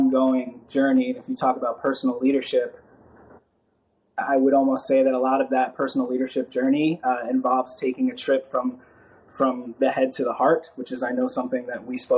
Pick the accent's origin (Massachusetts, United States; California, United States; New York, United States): New York, United States; New York City; I grew up in New York